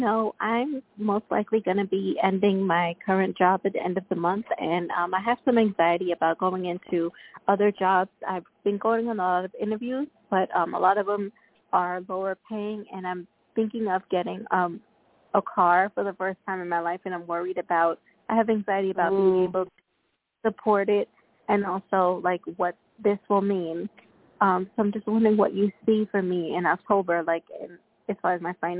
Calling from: Long Island, New York, United States; I'm calling in from Long Island, New York.

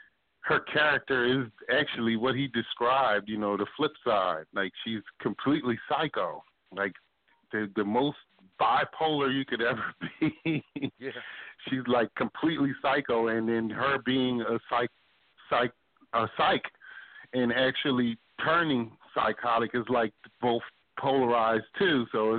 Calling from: Philadelphia, Pennsylvania, United States; I'm calling from Philly.

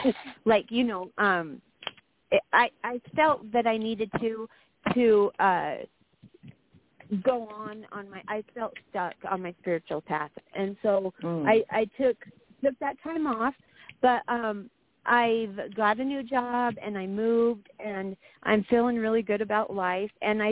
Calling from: Wyoming, United States; I'm calling from Wyoming, and tomorrow's my birthday

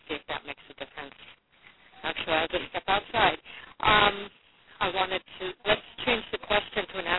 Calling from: Washington, United States; I'm calling from Washington State

